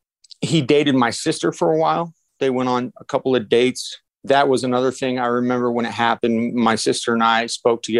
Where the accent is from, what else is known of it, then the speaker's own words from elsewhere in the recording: Alaska, United States; moved away as an adult; I was born in Alaska, moved away for a little bit, but we moved back when I was about 11 years old, and I lived there till I was about 27